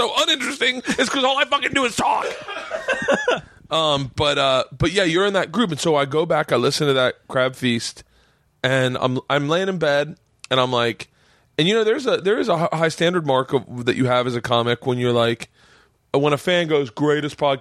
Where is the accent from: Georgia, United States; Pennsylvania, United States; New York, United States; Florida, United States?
Florida, United States; I grew up in Florida